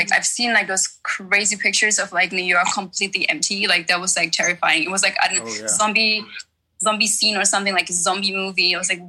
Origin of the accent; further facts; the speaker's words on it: Czechia; born there; English is a second language; I was born in the Czech Republic, so yeah. I still speak somewhat of Czech as well, but like it's not as good as my German.